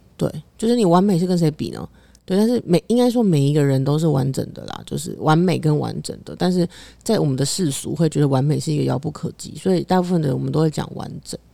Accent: Taiwan; 我出生在台湾亚这个洲，亚洲这个地方

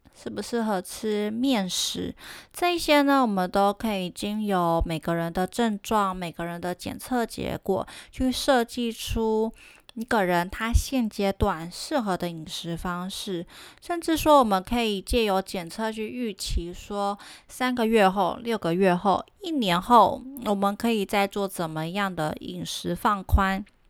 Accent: Taiwan; 我们台湾人

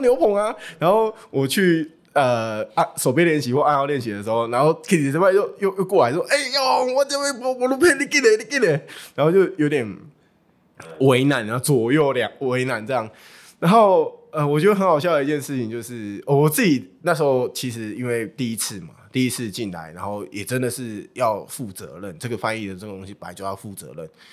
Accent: Taiwan; 那时候的英文能力 大概就是一般台湾人这样

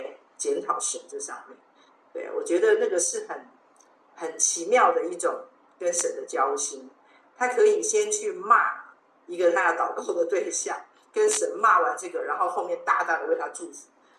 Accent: China; 我们中国人也会说“患难见真情”嘛

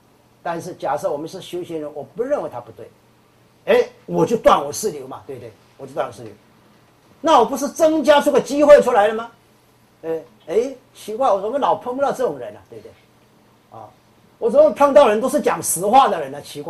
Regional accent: China; 啊，所以我们中国人用的很好，叫心猿意马嘛，对不对？

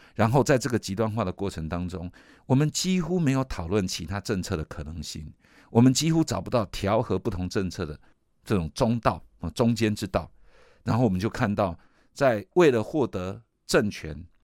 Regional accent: Taiwan; 我们作为一个台湾人

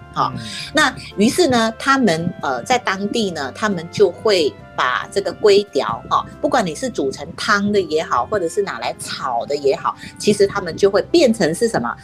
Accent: Penang, Malaysia; now in Taiwan; 就大家知道我是马来西亚人嘛， 而且我是马来西亚槟城人

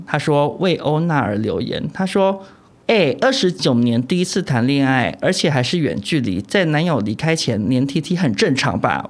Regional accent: Taipei, Taiwan; 因为我是台北人

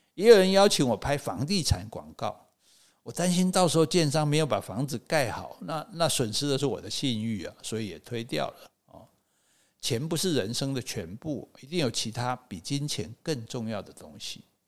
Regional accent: Taichung, Taiwan; moved away; also born or lived in Wulai, New Taipei / Xueba; 从乌来搬回我的这个台中老家的时候，妈妈家

